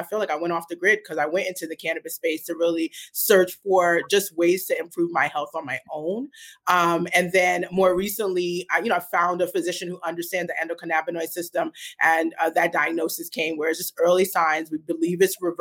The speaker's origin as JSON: {"language": "English", "town": "New York City", "region": "New York", "country": "United States", "tie": "born or raised there", "also_born_or_lived": "New Jersey", "moved": "as an adult", "lives_now": "Portland, United States", "said": "I'm originally from Brooklyn, New York. So I grew up in Brooklyn and then went to college and grad school in New Jersey"}